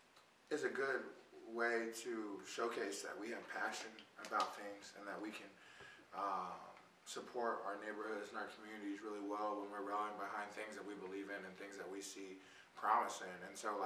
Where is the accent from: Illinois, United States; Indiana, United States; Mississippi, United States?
Indiana, United States; Indianapolis; I grew up in the Castleton area